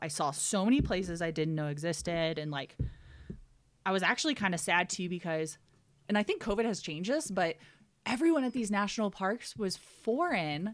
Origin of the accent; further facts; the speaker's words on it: Ohio, United States; moved away as an adult; also born or lived in Aspen, Colorado; I'm from Ohio, and I went to school in Cincinnati